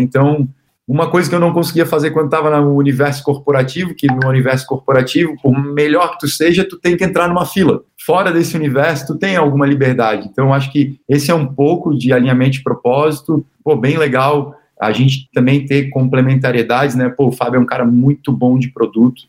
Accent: Florianópolis, Santa Catarina, Brazil; also born or lived in Joinville; now in Florianópolis, Brazil; eu sou natural de Florianópolis

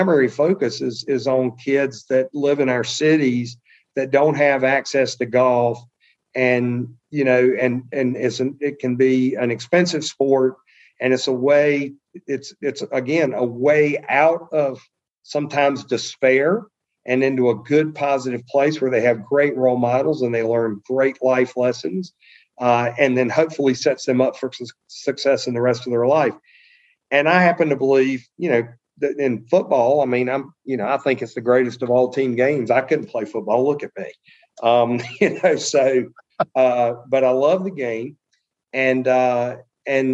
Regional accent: Murfreesboro, North Carolina, United States; I grew up pretty modestly in Eastern North Carolina

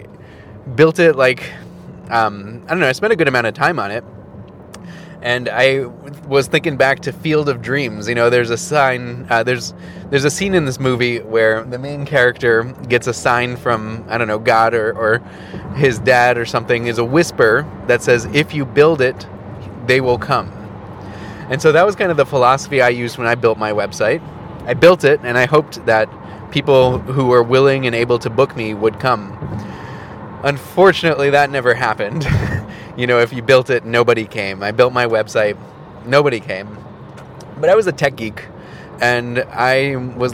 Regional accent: Milwaukee, Wisconsin, United States; my hometown of Milwaukee

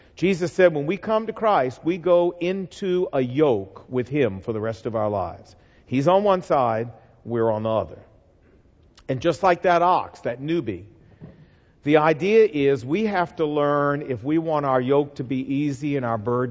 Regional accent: the South, United States; I'm from the South

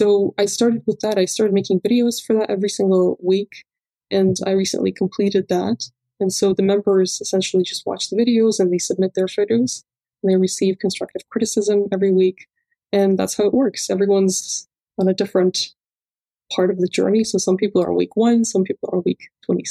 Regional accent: Cyprus; I grew up in Cyprus.

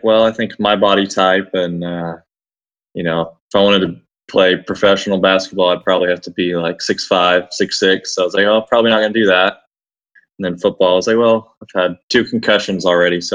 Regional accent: Oklahoma City, Oklahoma, United States; growing up in Oklahoma City, I grew up in a very tight-knit community

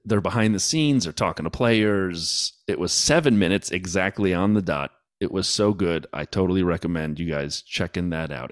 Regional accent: United States; As an American

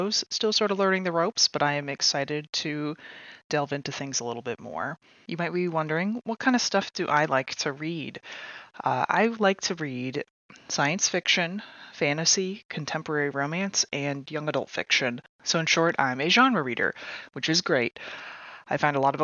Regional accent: Indianapolis, Indiana, United States; moved away as an adult; also born or lived in Bath, England; now in Central Ohio, United States; my hometown of Indianapolis, Indiana

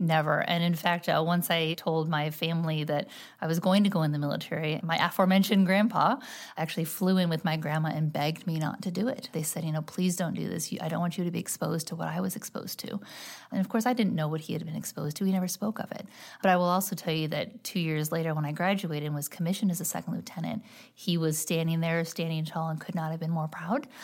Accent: just outside Detroit, Michigan, United States; now in St. Louis, United States; I actually born and raised just outside Detroit, Michigan.

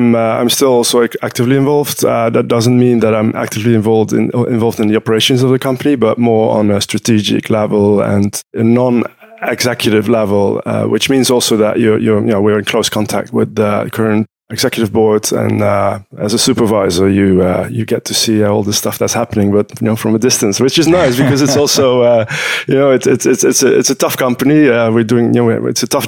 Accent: Utrecht, Netherlands; I'm in Utrecht, which is my hometown. I live here.

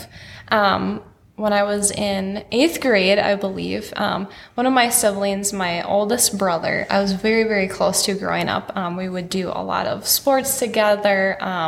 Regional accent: Wadena, Minnesota, United States; And I grew up in Wadena, Minnesota, so in a small farm town, rural town

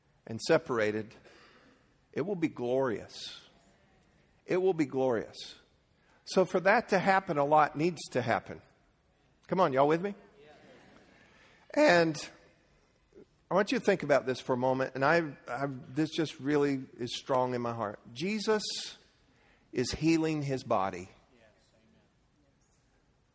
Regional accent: Leesburg, United States; I grew up in Leesburg

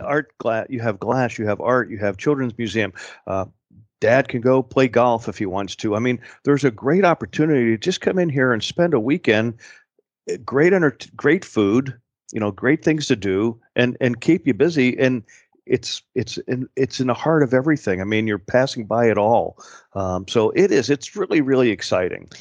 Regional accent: Pittsburgh, Pennsylvania, United States; also born or lived in Louisville, Kentucky; now in Valdosta, United States; I'm born and raised in Pittsburgh, so I'm a diehard Steeler fan.

